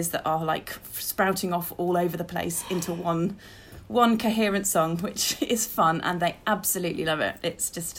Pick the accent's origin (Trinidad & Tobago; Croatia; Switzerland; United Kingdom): United Kingdom; Witney, South East England; I'm from Whitney in West Oxfordshire, in the beautiful Cotswolds.